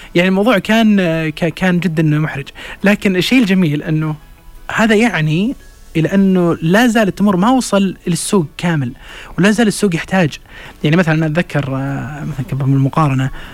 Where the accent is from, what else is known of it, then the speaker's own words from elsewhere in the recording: Saudi Arabia; بالنسبة لنا إحنا كسعوديين